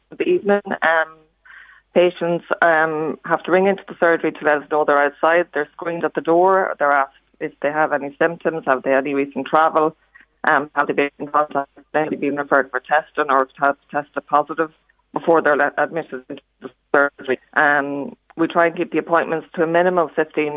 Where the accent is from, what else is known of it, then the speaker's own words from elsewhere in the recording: Navan, County Meath, Ireland; moved away as an adult; now in County Leitrim, Ireland; I grew up in Navin, that's correct, and moved from Navin about 6 years ago